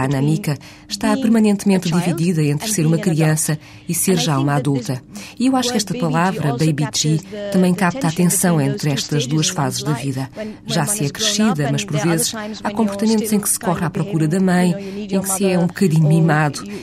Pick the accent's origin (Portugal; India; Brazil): India; Portuguese is a second language; moved away as an adult; also born or lived in Boston; now in New York, United States; Fui criada na Índia, tenho lá raízes muito fortes e a minha família ainda vive toda na Índia